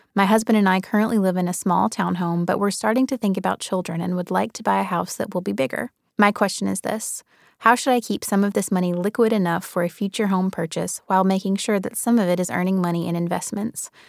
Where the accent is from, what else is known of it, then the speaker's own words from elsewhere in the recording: Birmingham, Alabama, United States; now in New York, United States; I grew up in Birmingham, Alabama